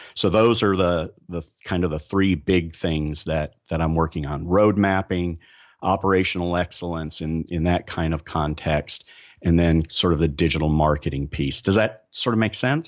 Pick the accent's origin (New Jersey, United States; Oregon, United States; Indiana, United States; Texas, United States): Texas, United States; Dallas; I'm from Dallas